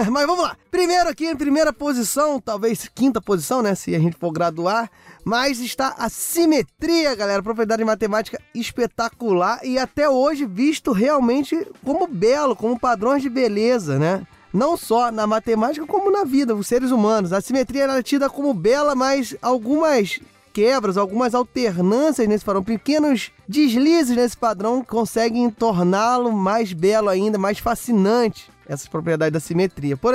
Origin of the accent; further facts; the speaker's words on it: Rio de Janeiro, Brazil; Eu não quero lembrar desse momento como carioca que sou, mas estamos aqui